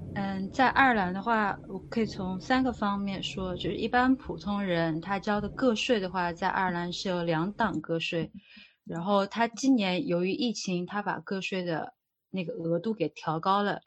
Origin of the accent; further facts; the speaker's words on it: China; now in Dublin, Ireland; 作为一个中国人，刚到这边的时候